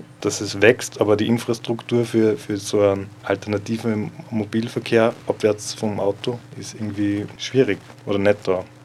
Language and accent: German; Gallneukirchen, Upper Austria, Austria; moved away as an adult; now in Linz, Austria; Ich komme tatsächlich aus der Region, ähm, wo das Festival der Regionen heuer stattfindet, also aus Gallnerkirchen genauer gesagt